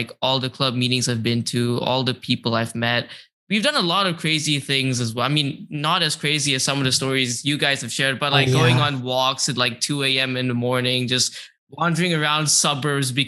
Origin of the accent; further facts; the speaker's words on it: Malaysia; moved away as an adult; now in United States; I'm from Malaysia